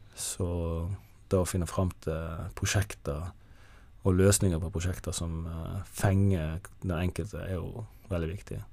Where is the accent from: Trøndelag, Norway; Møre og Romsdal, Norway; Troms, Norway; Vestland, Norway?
Vestland, Norway; Jondal; jeg, er jo født og oppvokst i Jondal i Hardanger